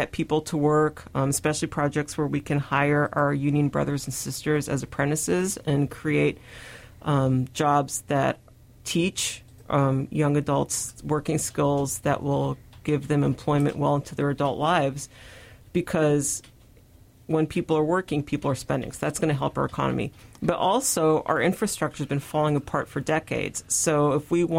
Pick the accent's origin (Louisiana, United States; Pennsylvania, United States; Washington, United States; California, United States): Washington, United States; Tri-Cities; also born or lived in Sunnyside, Washington; I grew up in the Tri-Cities